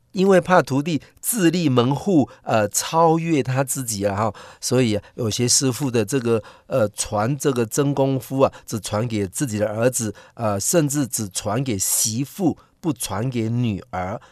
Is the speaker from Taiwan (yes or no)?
yes; Taiwan; 我们台湾人却是对自己的人是这样